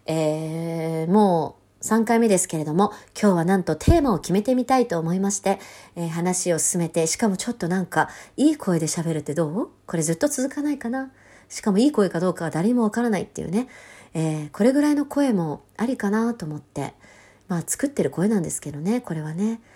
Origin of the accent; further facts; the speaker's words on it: Tokyo, Japan; 東京出身、東京育ちで、こう、東京しか知らずに育ってきた